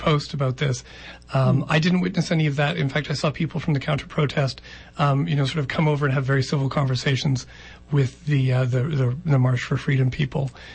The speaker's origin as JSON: {"language": "English", "region": "Ontario", "country": "Canada", "tie": "born or raised there", "moved": "yes", "said": "I grew up in Ontario and was raised Roman Catholic and from a French-British family"}